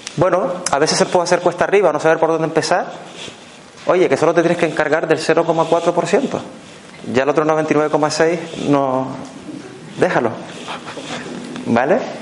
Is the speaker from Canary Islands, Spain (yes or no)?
yes; Canary Islands, Spain; accent: Canarian; now in Barcelona, Spain; yo soy un canario residente en Barcelona. O sea que cuando me a decir cerebro con S, por ejemplo, no es que me pase nada en la boca, es que es mi forma de hablar